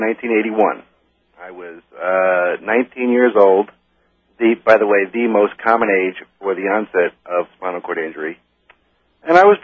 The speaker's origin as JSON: {"language": "English", "town": "New York City", "region": "New York", "country": "United States", "tie": "born or raised there", "said": "I'm originally I'm from New York City. I was born in the Bronx"}